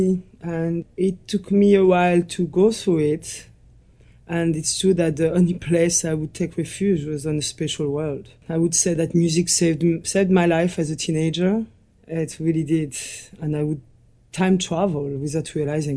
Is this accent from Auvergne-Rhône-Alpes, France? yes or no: yes; Morzine, Auvergne-Rhône-Alpes, France; I was born in the Alps, in the French Alps, and I grew up in a little village called Morzin, a ski resort.